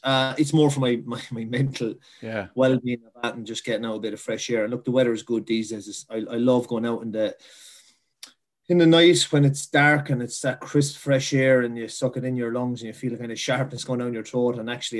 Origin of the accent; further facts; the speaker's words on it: Kilkenny, Leinster, Ireland; I'm from James Stevens, which is a parish in Kilkenny, and it's nicknamed a village, but it's actually not a village at all. It's in the town. So I'm only living a 10-minute walk from Kilkenny City